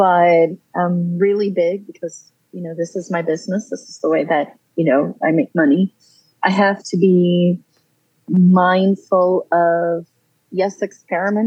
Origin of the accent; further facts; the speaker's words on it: San Juan, Puerto Rico; now in Raleigh, United States; I am originally from San Juan, Puerto Rico. Moved to North Carolina in 2007 and have lived here ever since.